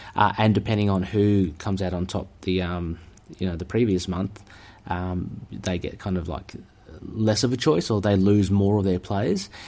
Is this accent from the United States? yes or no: no; Australia; I'm an Aussie here